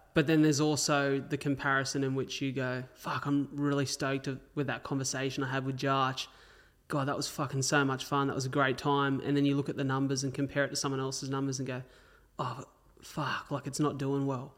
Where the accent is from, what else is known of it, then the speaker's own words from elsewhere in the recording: Wollongong, New South Wales, Australia; also born or lived in Melbourne; I grew up in Wollongong